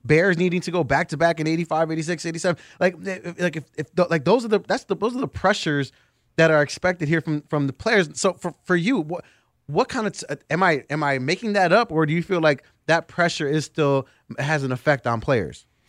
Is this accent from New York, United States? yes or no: no; Chicago, Illinois, United States; as a kid growing up in Chicago